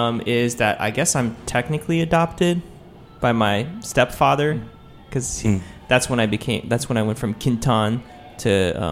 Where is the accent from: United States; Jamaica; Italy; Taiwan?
Taiwan; Taipei; born there; I was born in Taipei